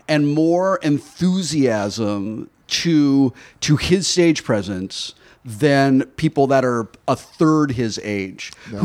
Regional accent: Los Angeles, California, United States; So I grew up in Los Angeles.

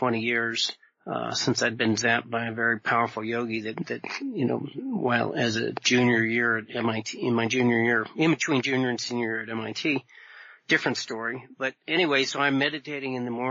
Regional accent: Vermont, United States; I grew up in Vermont

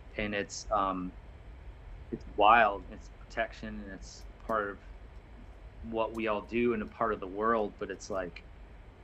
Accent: Altamonte Springs, Florida, United States; I'm like, Altamont Springs

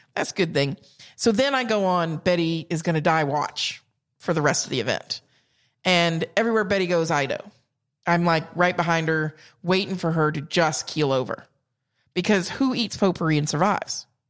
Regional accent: South Carolina, United States; accent: Southern; also born or lived in Georgia; I'm from South Carolina

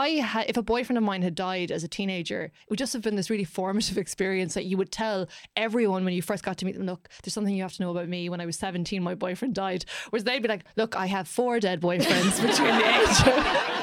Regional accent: Ireland; as Irish people

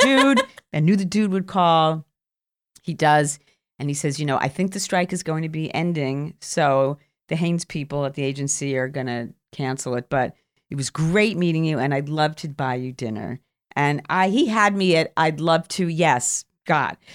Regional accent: New York City, New York, United States; moved away as an adult; I came from Queens

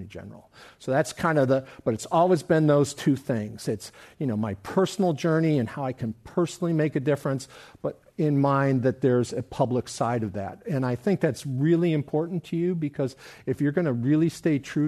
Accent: Chicago, Illinois, United States; I grew up in Chicago, Illinois area

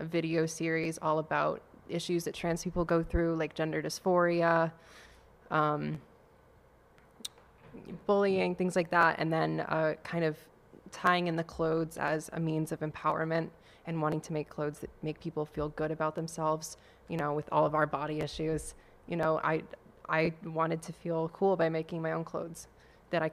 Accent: central Maine, United States; moved away as an adult; now in Boston, United States; I'm from Maine

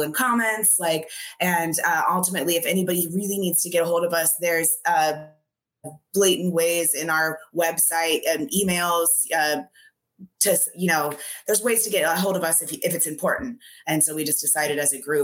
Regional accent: Gresham, Oregon, United States; I grew up in like the outer skirts, like Gresham

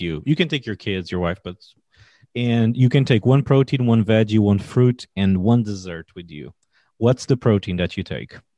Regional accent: Portugal; now in United States; I'm from Portugal

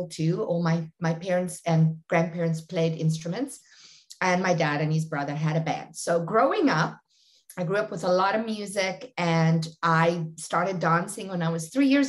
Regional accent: South Africa; I born and raised in very small industrial town in South Africa, about 80 kilometers south of Johannesburg

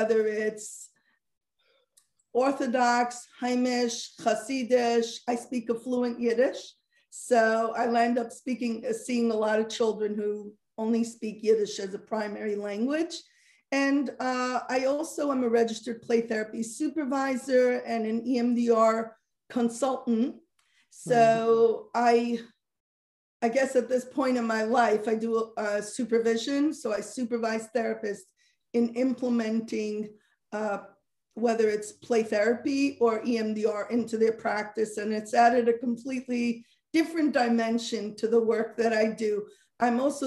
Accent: Muncie, Indiana, United States; I grew up sheltered in Muncie

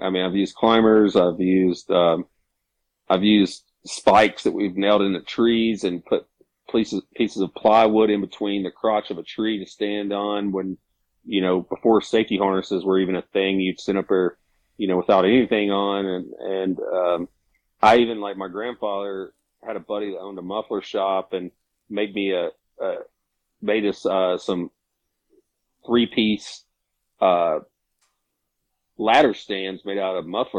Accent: Arkansas, United States; now in Western North Carolina, United States; Yeah, so I'm originally from the Mississippi Delta down and from Arkansas. Grew up there, but I moved to the mountains here in Western North Carolina in 2009.

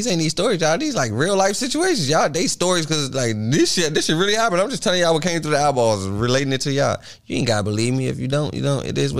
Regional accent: Washington, District of Columbia, United States; I'm from Washington, D.C.

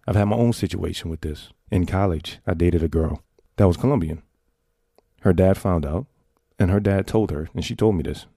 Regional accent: New York City, New York, United States; a New Yorker born and raised in the Bronx

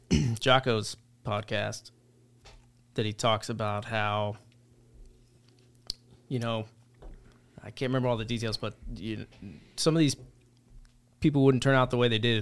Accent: Ohio, United States; I grew up most of my life in Ohio. My father was in the military, so we bounced around a little bit.

